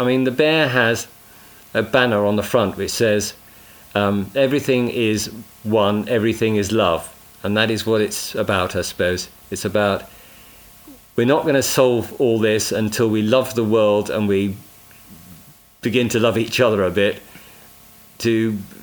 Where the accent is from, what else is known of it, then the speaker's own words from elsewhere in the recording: Bishop's Castle, West Midlands, United Kingdom; South Shropshire, Bishop's Castle, let's get my hometown in there